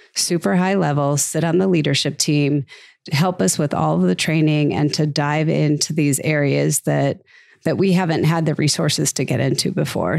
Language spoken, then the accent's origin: English; Minnesota, United States; now in Phoenix, United States; I'm from Minnesota